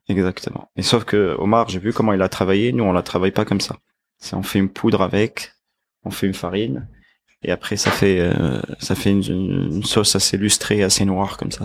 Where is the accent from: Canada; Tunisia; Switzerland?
Tunisia; Tunis, Tunis Governorate; moved away as an adult; also born or lived in Lyon; now in Paris, France; je suis né à Tunis, en Tunisie, et je suis arrivé en France à 20 ans